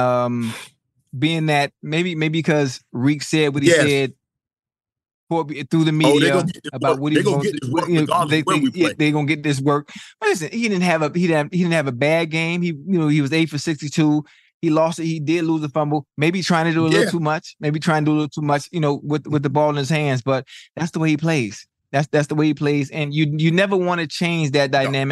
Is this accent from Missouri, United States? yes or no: no; Miami, Florida, United States; I'm from Miami.